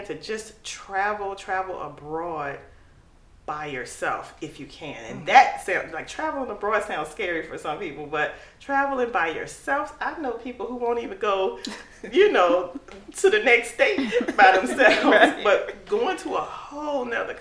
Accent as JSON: {"language": "English", "country": "United States", "said": "I'll say, America"}